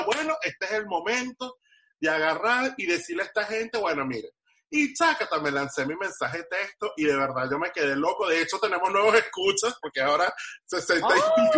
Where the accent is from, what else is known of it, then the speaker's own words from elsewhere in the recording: Venezuela; now in Miami, United States; en mi país decirle negro a alguien no es ofensivo, es una cosa más bien de cariño